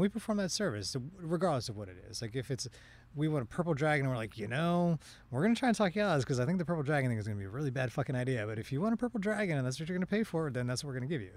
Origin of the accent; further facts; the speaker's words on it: Washington, District of Columbia, United States; moved away; I grew up, I grew up in the Washington, D C area